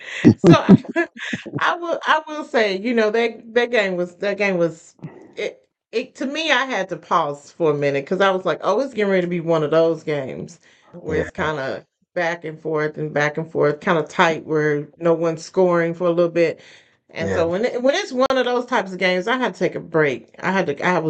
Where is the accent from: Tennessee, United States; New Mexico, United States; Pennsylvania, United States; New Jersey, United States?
Tennessee, United States; Memphis; when I was growing up, you know, I'm from Memphis